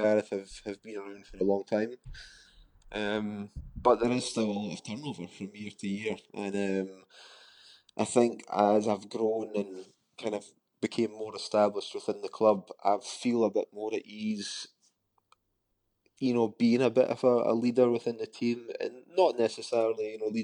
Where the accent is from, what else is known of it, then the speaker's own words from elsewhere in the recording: Scotland, United Kingdom; you're a Scottish player